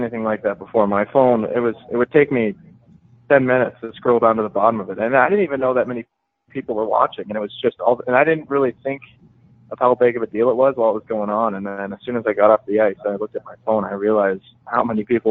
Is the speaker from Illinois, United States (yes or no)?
no; Denver, Colorado, United States; I grew up in Denver